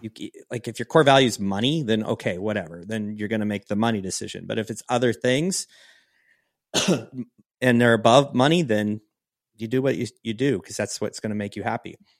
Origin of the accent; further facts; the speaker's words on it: Pacific Northwest, United States; moved away; I come from the Northwest, Pacific Northwest